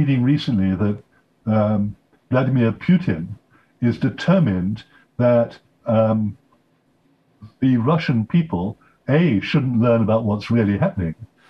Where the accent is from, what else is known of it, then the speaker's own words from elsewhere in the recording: United Kingdom; I'm British, although I'm also an American citizen